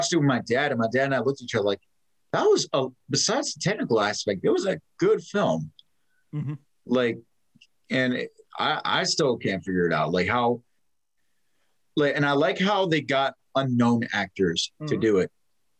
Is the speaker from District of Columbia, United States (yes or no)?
no; New Jersey, United States; I'm a Jersey boy.